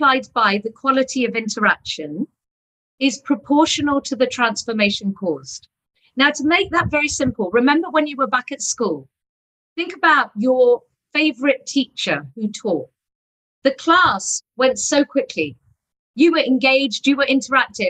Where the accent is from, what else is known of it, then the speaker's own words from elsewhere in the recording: England, United Kingdom; moved away as an adult; also born or lived in Eastern Europe; now in Pune, India; I was born in England.